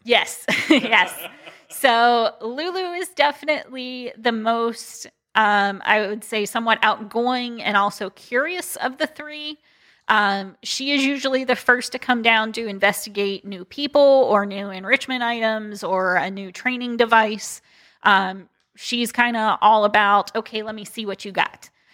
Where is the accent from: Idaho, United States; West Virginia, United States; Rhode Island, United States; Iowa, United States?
West Virginia, United States; Wheeling; moved away as an adult; now in Akron, United States; I was originally from Wheeling